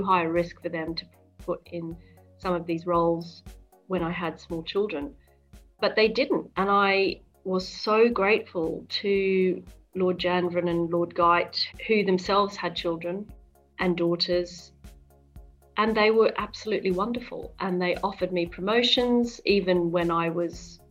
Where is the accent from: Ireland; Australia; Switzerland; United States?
Australia; Brisbane, Queensland; moved away as an adult; now in London, United Kingdom; I grew up in Brisbane in Queensland, Australia